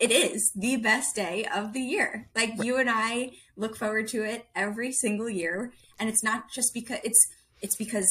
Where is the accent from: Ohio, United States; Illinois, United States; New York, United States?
New York, United States; I'm a New Yorker and I'm an Italian American